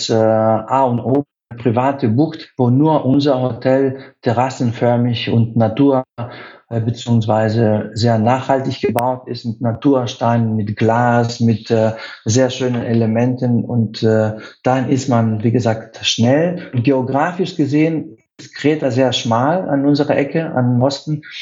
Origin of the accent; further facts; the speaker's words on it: Athens, Attica, Greece; moved away as an adult; Ich bin in Athen aufgewachsen und äh, ich war immer unterwegs mit meinen Eltern, dann alleine in ganz Griechenland.